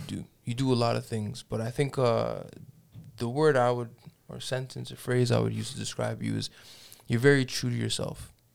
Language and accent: English; Toronto, Ontario, Canada; now in Edmonton, Canada; I grew up in Toronto